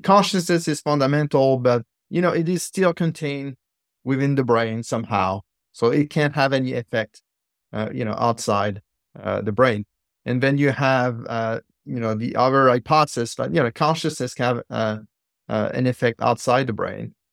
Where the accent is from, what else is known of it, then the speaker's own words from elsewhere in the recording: Île-de-France, France; now in San Diego, United States; I'm from Florence, so I was in suburbs of Paris in the courtyard at school